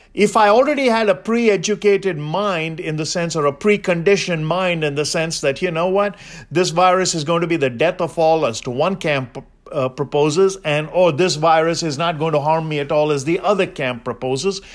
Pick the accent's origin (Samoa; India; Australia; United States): India; I'm Indian